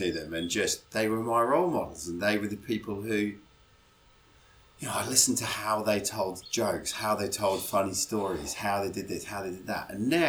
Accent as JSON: {"language": "English", "region": "England", "country": "United Kingdom", "tie": "born or raised there", "said": "I grew up in England"}